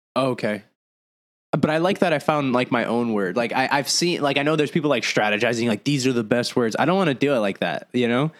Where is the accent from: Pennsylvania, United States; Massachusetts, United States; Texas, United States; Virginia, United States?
Massachusetts, United States; Lawrence; also born or lived in Arizona / Puerto Rico (ancestry); now in Florida, United States; growing up in Massachusetts, like Lawrence, Massachusetts, it's like a Hispanic ghetto